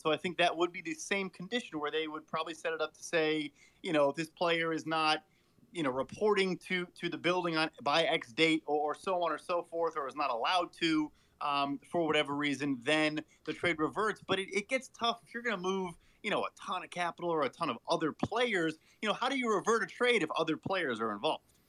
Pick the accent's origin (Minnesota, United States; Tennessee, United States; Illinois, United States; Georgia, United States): Illinois, United States; Chicago; I'm from Chicago.